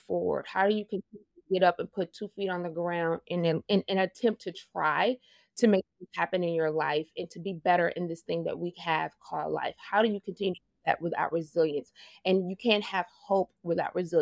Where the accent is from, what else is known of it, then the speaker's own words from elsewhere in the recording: Bossier City, Louisiana, United States; I am originally from Bossier City, Louisiana. I literally grew up on a swamp, basically.